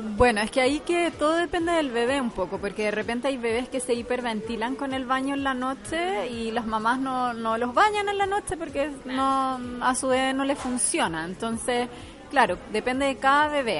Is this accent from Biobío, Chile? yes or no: no; Santiago, Santiago Metropolitan Region, Chile; yo soy de Santiago